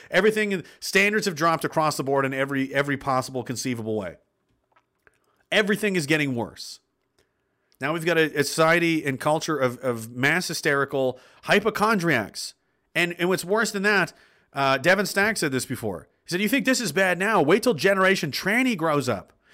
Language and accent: English; Pictou County, Nova Scotia, Canada; He's actually from my hometown